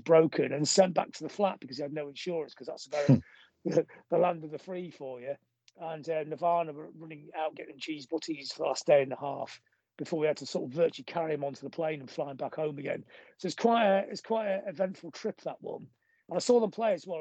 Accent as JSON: {"language": "English", "town": "Blackpool", "region": "North West England", "country": "United Kingdom", "moved": "yes", "lives_now": "Manchester, United Kingdom", "said": "I've always said I'm from Blackpool."}